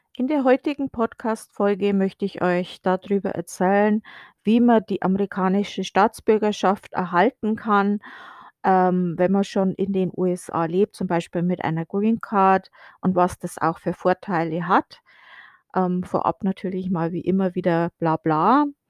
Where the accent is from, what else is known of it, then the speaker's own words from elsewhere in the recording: Germany; moved away as an adult; now in United States; ich fühle mich noch als Deutsche